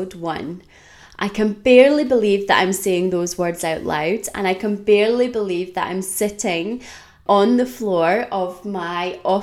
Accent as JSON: {"language": "English", "region": "Scotland", "country": "United Kingdom", "tie": "born or raised there", "also_born_or_lived": "Australia", "said": "I was born in Australia. And when I was about 5 years old, we decided as a family to move to Scotland."}